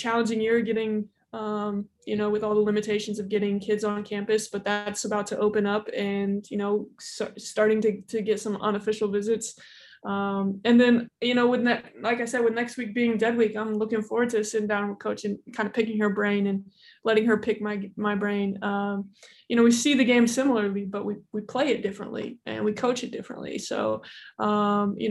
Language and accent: English; Indiana, United States; born and raised in Indiana